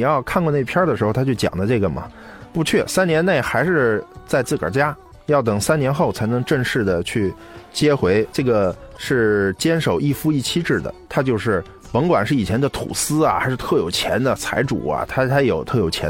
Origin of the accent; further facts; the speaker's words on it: Shiping, Yunnan, China; 且它基本上全部集中于红河州的石屏县，就是我的老家。嗯，刚才说红河州我的老家，实际是石屏。